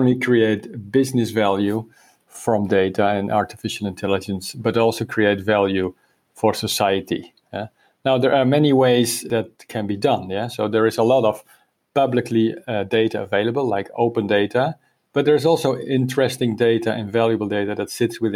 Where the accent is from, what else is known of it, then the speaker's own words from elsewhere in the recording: Netherlands; now in Spain; I'm from the Netherlands, but living for many years in Spain